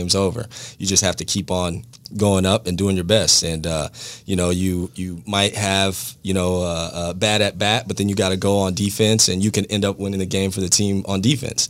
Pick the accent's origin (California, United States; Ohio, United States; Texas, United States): California, United States; Bellflower; moved away as an adult; now in Jacksonville, United States; I grew up in Bellflower, California, went to Bellflower High School